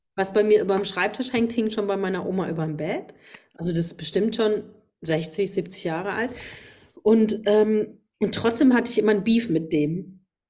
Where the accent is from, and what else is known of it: Rhineland-Palatinate, Germany; accent: Pfälzisch